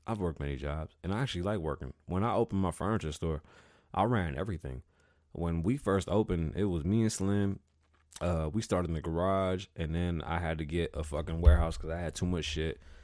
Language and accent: English; New York City, New York, United States; I was born in the Bronx.